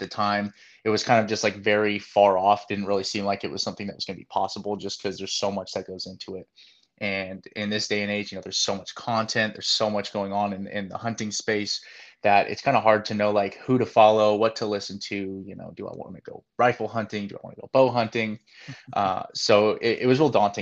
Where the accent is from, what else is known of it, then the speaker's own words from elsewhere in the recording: Northern California, United States; moved away; I'm originally from Northern California